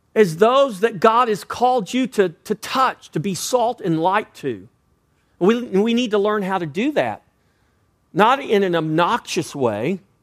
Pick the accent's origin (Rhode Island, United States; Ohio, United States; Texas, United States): Texas, United States; I was born and raised in Texas